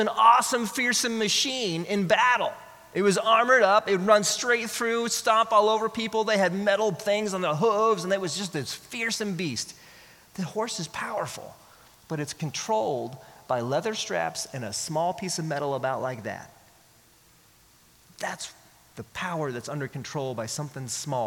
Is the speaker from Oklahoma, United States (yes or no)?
yes; Oklahoma, United States; now in Texas, United States; I'm from Oklahoma, so I went to Oklahoma.